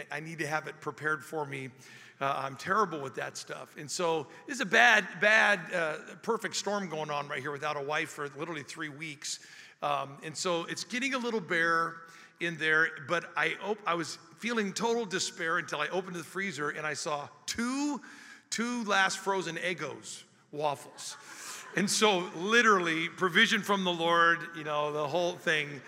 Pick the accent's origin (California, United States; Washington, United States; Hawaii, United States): Washington, United States; Spokane; and I'm from Spokane, and I, I was hungry and I had to go meet somebody